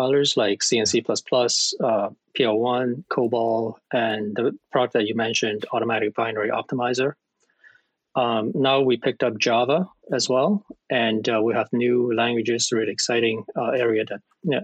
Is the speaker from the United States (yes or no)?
no; Hong Kong; now in Ontario, Canada; I'm from Hong Kong.